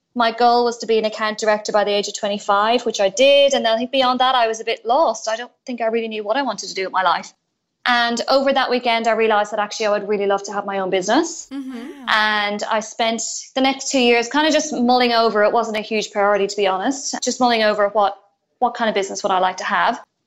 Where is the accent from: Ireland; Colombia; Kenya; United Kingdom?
Ireland; moved away as an adult; now in Australia; I'm originally from Ireland mm-hmm. and I moved to Australia seven years ago next month